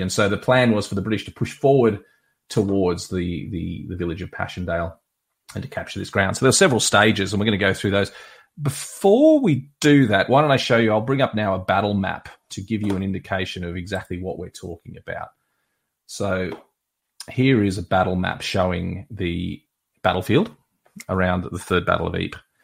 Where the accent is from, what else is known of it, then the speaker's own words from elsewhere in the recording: Australia; I'm an Australian historian